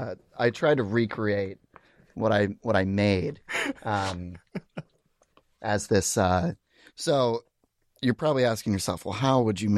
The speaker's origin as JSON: {"language": "English", "town": "Seattle", "region": "Washington", "country": "United States", "tie": "born or raised there", "said": "So I grew up in this area. And I was one of those kids that kind of always had like an artistic like leaning"}